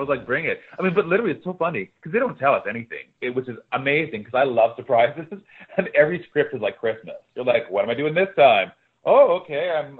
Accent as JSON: {"language": "English", "town": "Winnipeg", "region": "Manitoba", "country": "Canada", "moved": "yes", "said": "No, I'm from Winnipeg, Manitoba."}